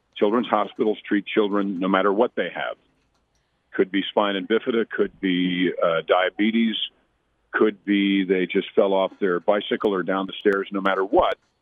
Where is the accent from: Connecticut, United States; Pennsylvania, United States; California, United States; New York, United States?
New York, United States; Mount Kisco; I grew up in Mount Kisco, New York, doing theater since 1968